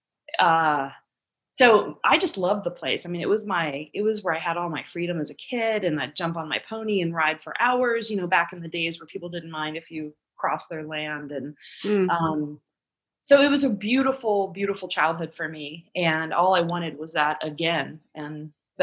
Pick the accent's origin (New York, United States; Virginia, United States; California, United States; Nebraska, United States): Virginia, United States; Arlington; moved away; also born or lived in Texas; I grew up in Arlington, Virginia, which is about an hour from here.